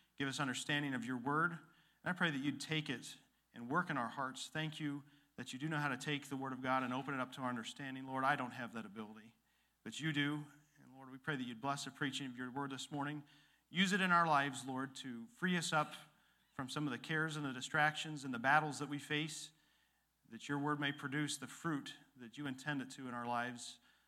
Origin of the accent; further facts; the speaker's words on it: Illinois, United States; And where I grew up after Dad got out of the military, there was where the Rock River dumps into the Mississippi, one of the most fertile valleys in the world